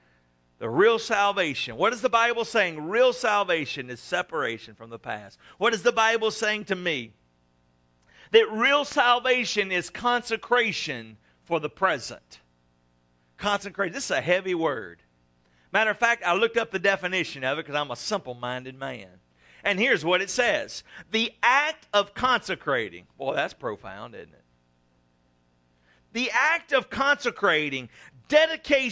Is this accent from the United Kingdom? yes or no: no; South Louisiana, United States; growing up in South Louisiana